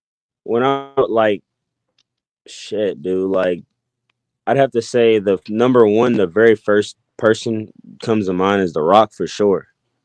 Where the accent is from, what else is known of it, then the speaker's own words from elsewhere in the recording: Louisville, Kentucky, United States; also born or lived in New Albany / Atlanta / Dayton; Man, Louisville, Kentucky, but getting it confused, though, like, I was born in New Albany, and I lived there like the first like year or two of my life.